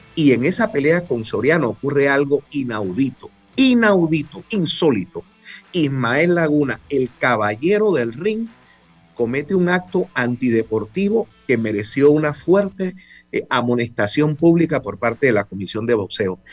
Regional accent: Panama; me identifiqué como panameño

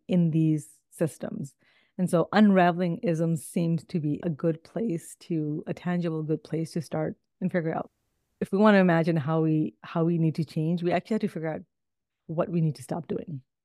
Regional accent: Toronto, Ontario, Canada; also born or lived in Midwest, United States; now in United States; I actually grew up in Toronto, Canada.

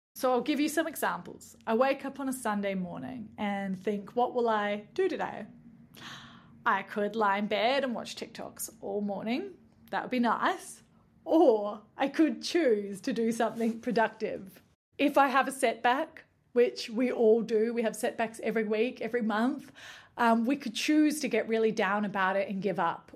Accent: Nimbin, New South Wales, Australia; now in New Zealand; But in Nimbin, where I grew up

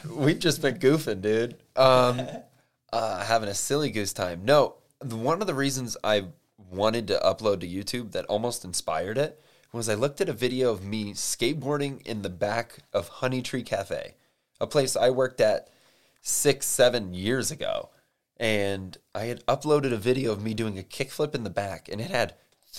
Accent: Ireland; I'm Irish. I know a good potato when I see one.

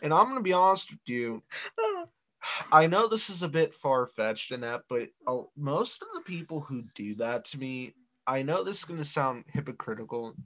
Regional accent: Ohio, United States; We're from Ohio

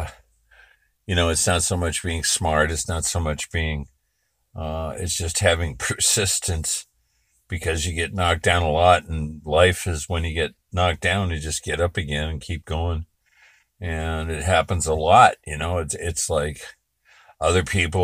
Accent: Berkeley, California, United States; I was born in Berkeley, California.

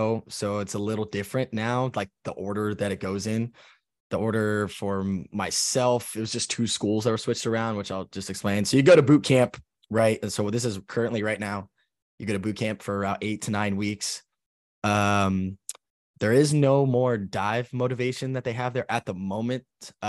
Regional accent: Los Angeles, California, United States; also born or lived in Japan / Key West; I'm originally from Los Angeles, California. I've been in the Navy for going on 8 years now. And I was in Japan first

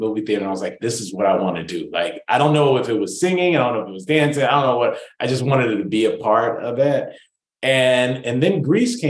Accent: Rancho Cucamonga, California, United States; I was raised in Rancho Cucamonga

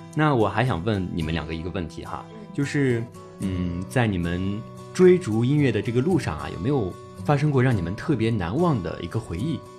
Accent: Fuyang, Anhui, China; 我的家乡呢，是在安徽省阜阳市

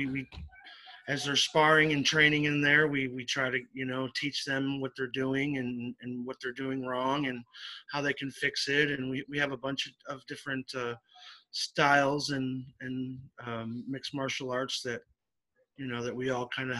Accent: Syracuse, New York, United States; now in Florida, United States; I'm originally from upstate New York, but yes, I reside in Florida now

